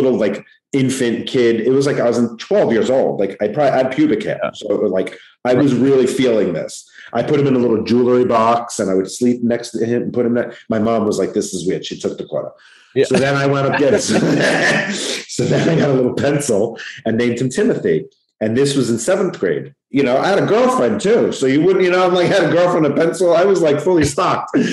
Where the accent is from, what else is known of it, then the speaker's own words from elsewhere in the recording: Long Island, New York, United States; accent: New York; I'm from Long Island, New York